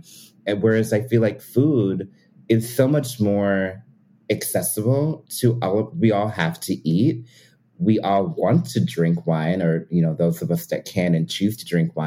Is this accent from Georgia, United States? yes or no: no; Pennsylvania, United States; I grew up in Pennsylvania